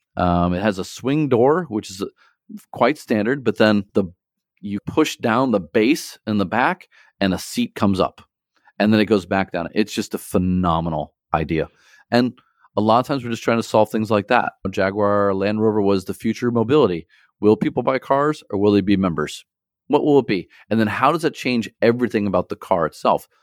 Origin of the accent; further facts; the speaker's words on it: St. Louis, Missouri, United States; now in China; I'm from Saint Louis originally